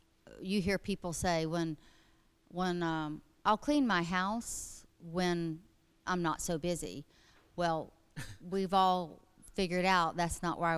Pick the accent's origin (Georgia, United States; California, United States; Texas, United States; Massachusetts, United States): Georgia, United States; Atlanta; Born in Atlanta, Georgia, Crawford Long Hospital.